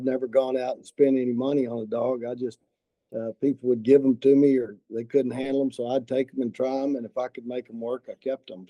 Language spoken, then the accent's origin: English; Austin, Texas, United States; now in San Angelo, United States; My family, I grew up in Austin, and my family always had a ranch outside of Austin